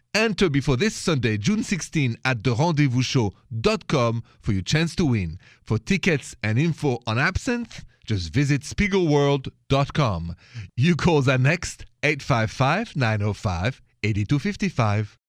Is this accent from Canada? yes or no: no; France; accent: French; my accent is French.